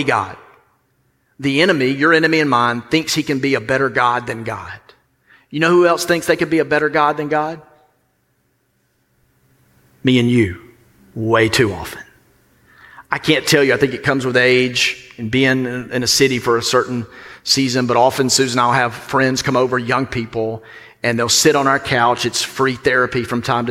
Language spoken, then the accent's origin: English; the South, United States